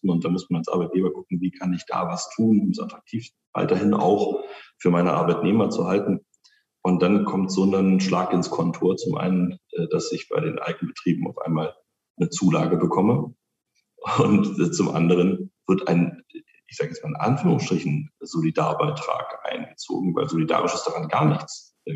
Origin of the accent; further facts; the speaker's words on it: Spandau, Berlin, Germany; Na, Spandau äh, ist meine Heimat. Ähm, das ist das, wo ich herkomme, wo ich lebe, wo ich gerne lebe.